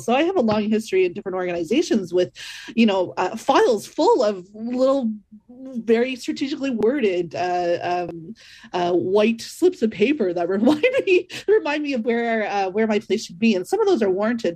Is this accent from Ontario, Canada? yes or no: yes; Northern Ontario, Canada; growing up in Northern Ontario myself